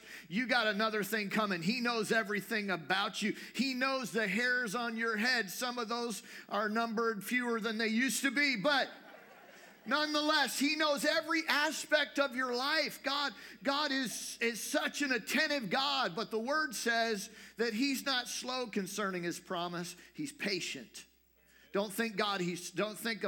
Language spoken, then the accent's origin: English; United States; as an American